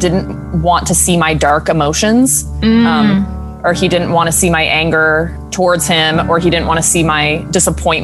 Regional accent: South Carolina, United States; moved away as an adult; also born or lived in Oklahoma; now in New York City, United States; I'm from South Carolina

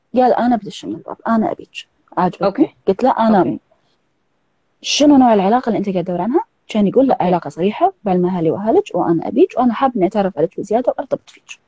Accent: Kuwait; من الكويت

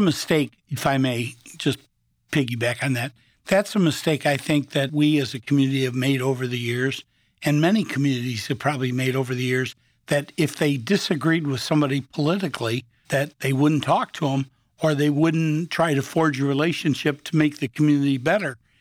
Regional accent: Rockford, Illinois, United States; I was born and raised in Rockford

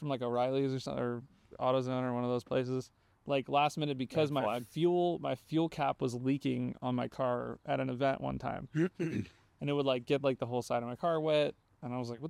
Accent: California, United States; I'm from the Bay, you know?

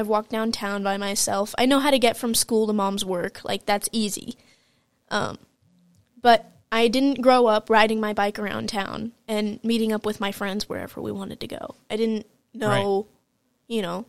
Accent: Detroit, Michigan, United States; I grew up in Detroit, Michigan.

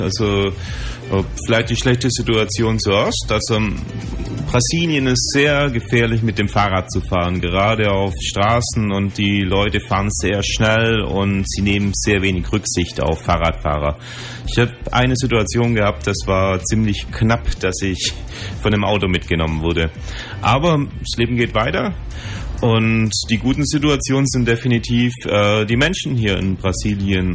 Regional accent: Ulm, Baden-Württemberg, Germany; Radio 3 FM ist ein freies Radio in meiner Heimatstadt Ulm

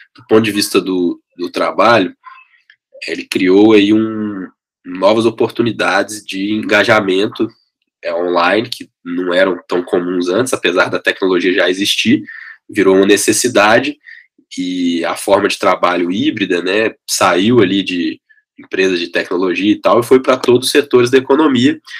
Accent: Belo Horizonte, Minas Gerais, Brazil; accent: mineiro; now in São Paulo, Brazil; sou de Belo Horizonte, vocês estão vendo aí pelo sotaque, né, que eu já moro em São Paulo tem bastante tempo, mas o telefone é 31, o time é o Cruzeiro, no tempo bom e no tempo ruim, e o sotaque continua mineiro

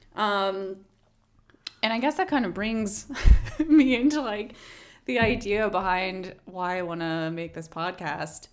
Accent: Missouri, United States; now in Los Angeles, United States; I grew up in Missouri

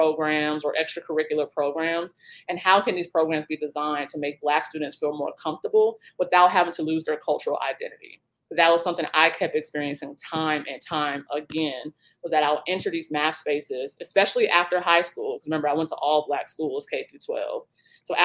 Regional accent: Atlanta, Georgia, United States; also born or lived in Seattle, Washington / Ann Arbor, Michigan; I was born in Seattle, so I was actually raised between both cities. I spent a lot of time from Seattle to Atlanta, back and forth throughout childhood

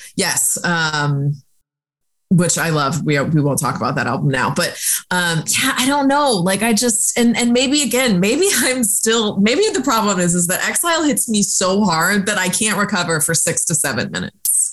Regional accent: Florida, United States; growing up in Florida, like the salt air and the rust on your door

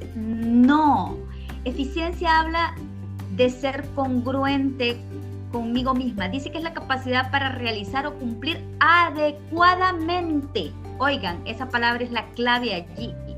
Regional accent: Honduras; soy hondureña y en este momento estoy en mi país, ¿verdad? Estoy aquí en Honduras

